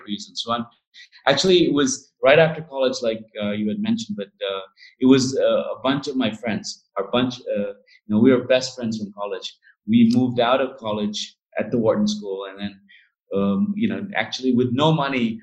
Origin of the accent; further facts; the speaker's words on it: India; since I was a small kid growing up in India